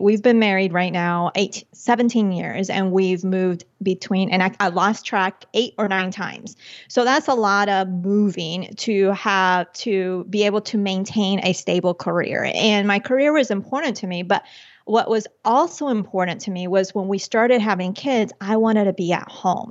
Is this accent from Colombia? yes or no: yes; Chía, Cundinamarca, Colombia; moved away; when I was born in Colombia and when I was little, my parents had, they had that entrepreneurial spirit. So they had, outside of, uh, Bogota, the capital, in a town called Chía, they had a restaurant slash discotheque